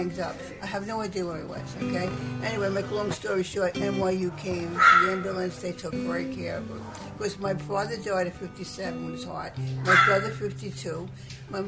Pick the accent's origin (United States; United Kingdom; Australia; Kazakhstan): United States; New York City, New York; also born or lived in Bronx / Harlem; now in Staten Island, United States; I was born in Manhattan, in Inwood.